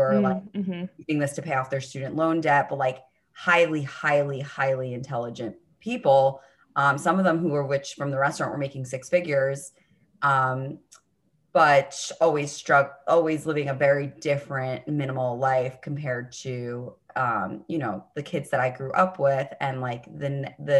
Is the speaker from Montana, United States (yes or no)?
no; New York City, New York, United States; I grew up on the Upper East Side of Manhattan